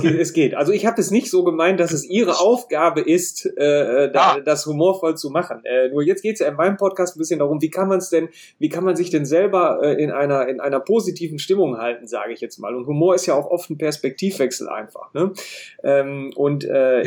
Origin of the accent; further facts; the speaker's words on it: North Rhine-Westphalia, Germany; als Ostwestfale